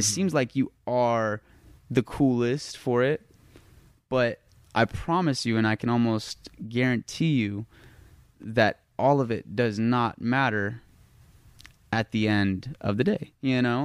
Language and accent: English; Las Vegas, Nevada, United States; I'm from Las Vegas